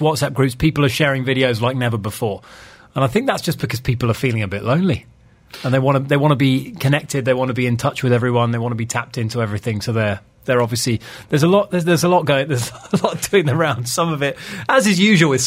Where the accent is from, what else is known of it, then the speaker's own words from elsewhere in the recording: United Kingdom; now in Dubai, United Arab Emirates; I'm British